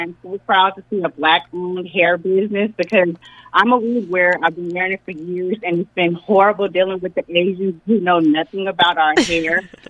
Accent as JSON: {"language": "English", "town": "Compton", "region": "California", "country": "United States", "said": "I'm 5'1\" and I'm black and I'm from Tyson, Compton Hills."}